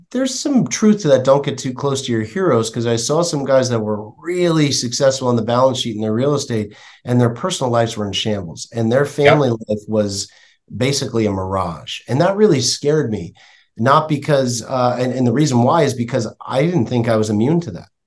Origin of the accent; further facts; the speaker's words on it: Florida, United States; I grew up in Florida